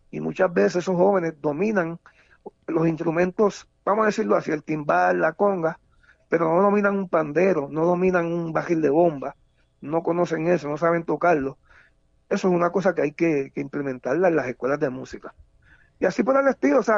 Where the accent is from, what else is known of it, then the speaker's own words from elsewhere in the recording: Puerto Rico; Nos olvidamos entonces de que todo el año somos puertorriqueños.